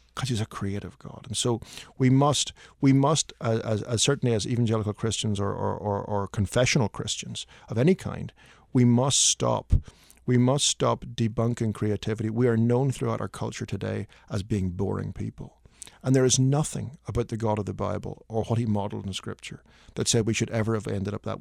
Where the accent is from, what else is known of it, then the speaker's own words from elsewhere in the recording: Belfast, Northern Ireland, United Kingdom; moved away as an adult; also born or lived in Midwest, United States; now in Nashville, United States; my wife and I grew up in Ireland